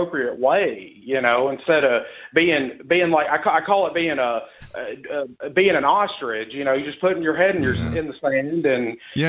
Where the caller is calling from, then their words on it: Tennessee, United States; from Tennessee.